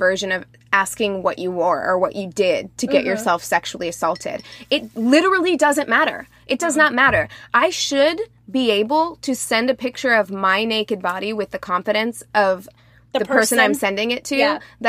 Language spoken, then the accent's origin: English; Springfield, Missouri, United States; as a black appearing person from Springfield, Missouri, who has worked in a hair salon in Springfield, Missouri